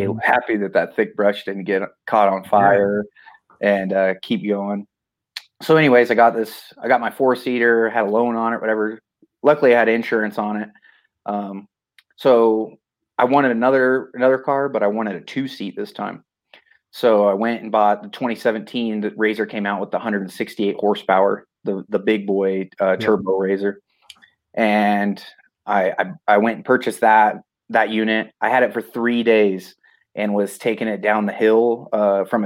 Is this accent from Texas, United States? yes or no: no; Cortez, Colorado, United States; I'm from Cortez, Colorado, where Eli Tomac's from.